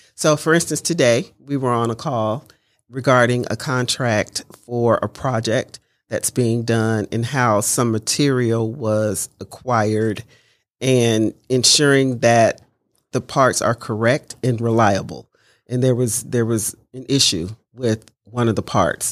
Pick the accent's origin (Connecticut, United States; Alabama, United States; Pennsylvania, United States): Alabama, United States; Mobile; moved away as an adult; also born or lived in Detroit, Michigan / Cincinnati, Ohio / Dayton, Ohio; I grew up in Mobile, Alabama. I was born in Detroit, Michigan.